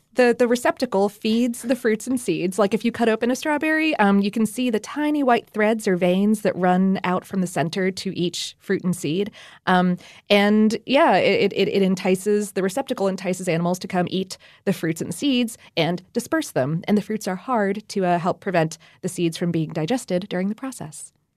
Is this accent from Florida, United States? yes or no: no; Ohio, United States; moved away; I went strawberry picking a few times up in Ohio when I was a little kid